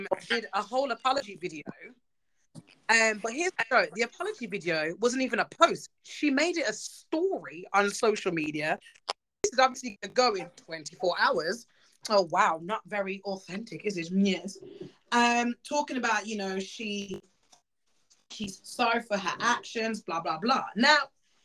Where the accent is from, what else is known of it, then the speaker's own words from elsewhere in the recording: Jamaica; growing up, as you know, we're Jamaican.